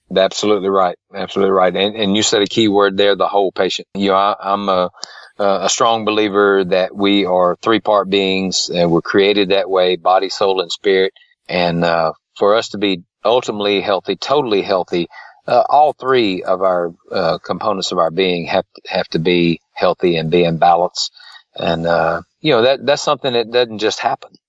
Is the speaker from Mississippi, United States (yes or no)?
yes; Tupelo, Mississippi, United States; I was born in Tupelo, Mississippi. I've lived around Tupelo area all my life